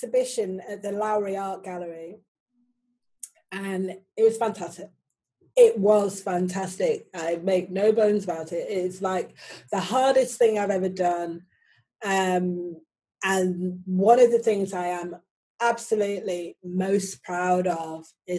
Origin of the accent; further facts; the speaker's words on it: Manchester, North West England, United Kingdom; moved away as an adult; also born or lived in Oxford / London / Paris / Ibiza; now in Manchester, United Kingdom; I was born in 1966, and I left Manchester in 1994